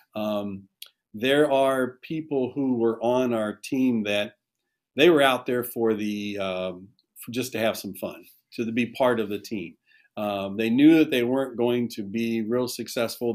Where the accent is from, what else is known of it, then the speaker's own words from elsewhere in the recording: Shelby, Ohio, United States; I, I, actually graduated from Shelby. This is my hometown